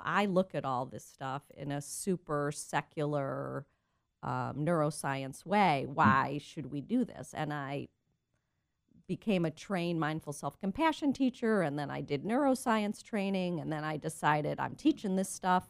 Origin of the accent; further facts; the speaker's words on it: Cleveland, Ohio, United States; moved away as an adult; now in San Diego, United States; I grew up in Cleveland, Ohio.